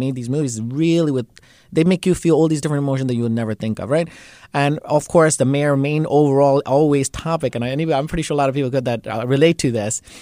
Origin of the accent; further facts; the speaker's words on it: Bangladesh; And he's from same place I'm from, Bangladesh